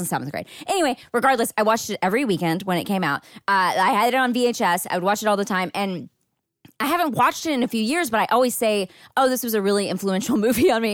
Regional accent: Marshall, Texas, United States; moved away; my hometown, which is a very small town in East Texas called Marshall.

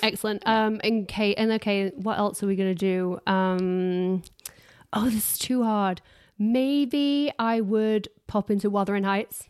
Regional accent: Harworth, East Midlands, United Kingdom; moved away; also born or lived in South Yorkshire; So I grew up in Harworth

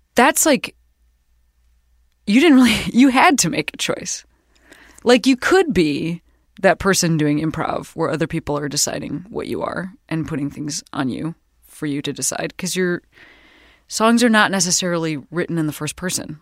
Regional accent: Midwest, United States; We're both from the Midwest

